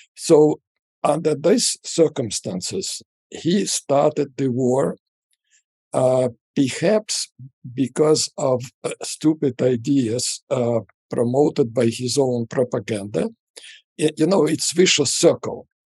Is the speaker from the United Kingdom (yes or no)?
no; Russia; moved away as an adult; now in United States; I grew up in the Soviet Union uh, after Stalin, uh, under Brezhnev